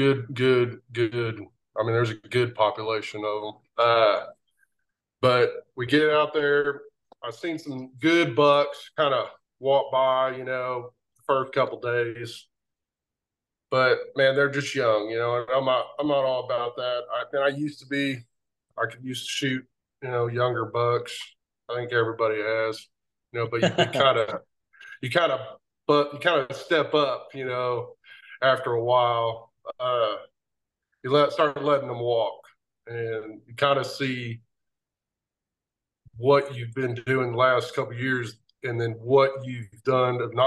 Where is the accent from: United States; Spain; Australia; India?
United States; Oklahoma; moved away as an adult; now in Missouri, United States; I'm from Oklahoma. I moved to Missouri about 9 years ago.